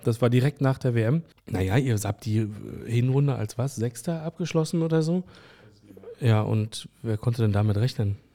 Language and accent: German; Berlin, Germany; ich bin Autor aus Berlin, geboren am Stadtrand